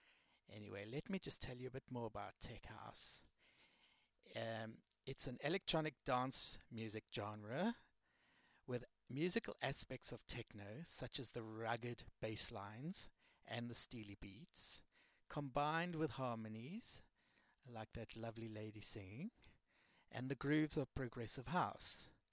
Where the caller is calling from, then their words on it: London, United Kingdom; So you're listening to the right place, because I'm beaming from London.